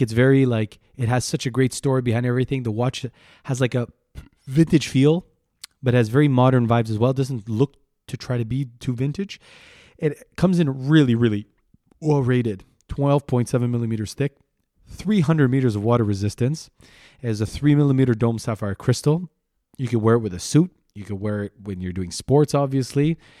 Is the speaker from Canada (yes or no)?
yes; Canada; I'm proudly Canadian.